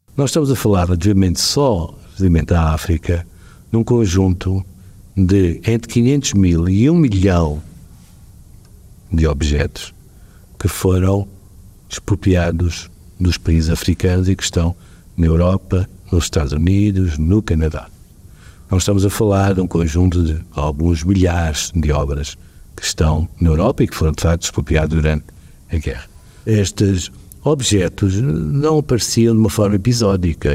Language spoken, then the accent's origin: Portuguese; Portugal; nós, enquanto não, enquanto portugueses